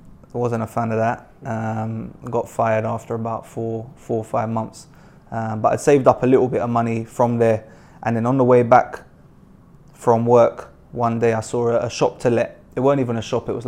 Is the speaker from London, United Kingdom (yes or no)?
yes; Mitcham, London, United Kingdom; I grew up in Mitcham in South London